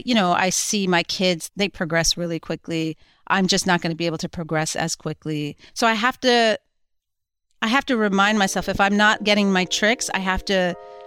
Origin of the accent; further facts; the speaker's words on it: New Jersey, United States; Well, I was growing up in New Jersey at the time, and I was a bit of a goofy, wild kid